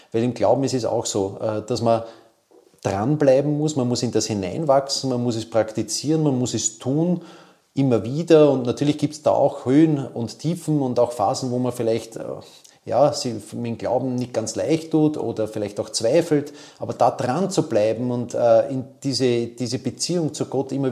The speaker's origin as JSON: {"language": "German", "region": "Vienna", "country": "Austria", "tie": "born or raised there", "said": "der ist bei uns im sechsten Bezirk, wo ich aufgewachsen bin, immer zunächst einmal äh, auf, entlang der Gumpendorfer Straße äh, gegangen."}